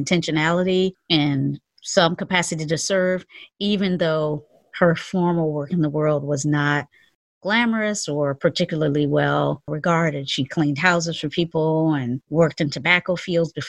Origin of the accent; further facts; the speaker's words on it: the South, United States; We were both born and raised in the South